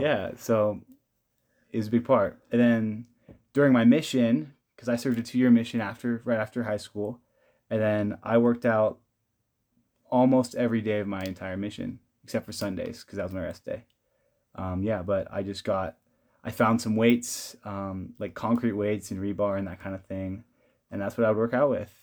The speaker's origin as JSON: {"language": "English", "region": "California", "country": "United States", "moved": "as an adult", "lives_now": "Provo, United States", "said": "I am from California"}